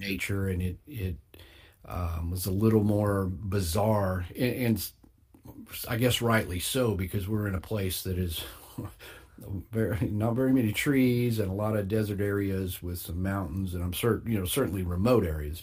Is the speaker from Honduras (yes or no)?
no; Texas, United States; my home state, the Lone Star State